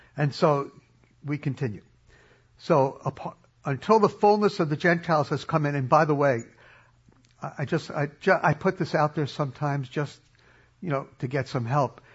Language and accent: English; New York City, New York, United States; I grew up in New York City